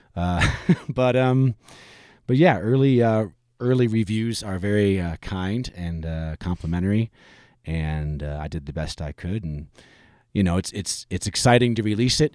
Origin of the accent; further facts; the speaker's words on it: Michigan, United States; moved away; I'm originally from Michigan